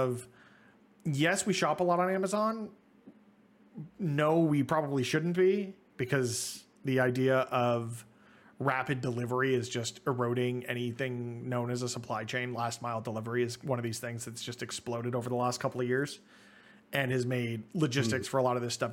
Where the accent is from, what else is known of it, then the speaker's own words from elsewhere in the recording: Toronto, Ontario, Canada; being Canadian. We're both Toronto boys